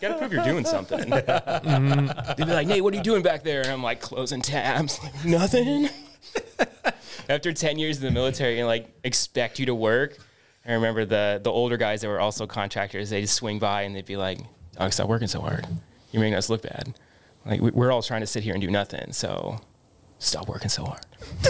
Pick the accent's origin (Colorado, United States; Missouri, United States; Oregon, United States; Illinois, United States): Oregon, United States; Bend; also born or lived in Cupertino, United States; I grew up in Oregon. I was born here, born in Northern California, down South Bay, Cupertino, and then moved from there up to Oregon. My family lived in Bend, Oregon, right down smack dab in the middle there.